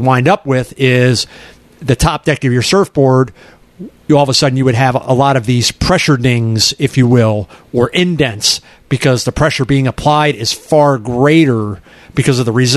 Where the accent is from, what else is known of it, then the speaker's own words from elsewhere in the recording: Merritt Island, Florida, United States; growing up in Merritt Island